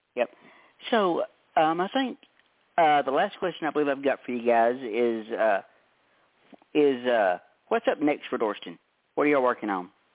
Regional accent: Tennessee, United States; I'm from Tennessee, and and it's so humid down here it's not even funny

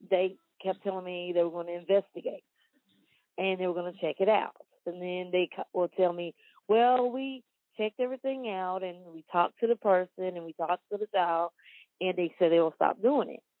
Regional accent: Wortham, Texas, United States; I grew up in Wortham. I graduated from Wortham.

